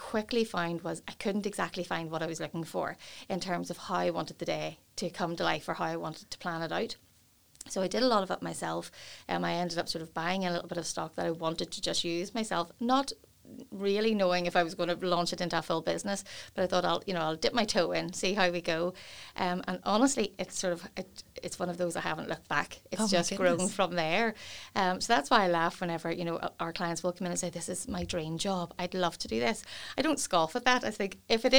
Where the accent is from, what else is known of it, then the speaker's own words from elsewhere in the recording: Portadown, Northern Ireland, United Kingdom; I was born and raised in Portadown, where I still live.